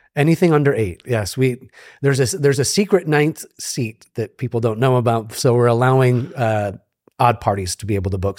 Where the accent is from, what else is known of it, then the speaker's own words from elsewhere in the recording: upstate New York, United States; moved away as an adult; also born or lived in Japan; now in Tampa, United States; grew up in, in upstate New York, moved to New York City for about fifteen years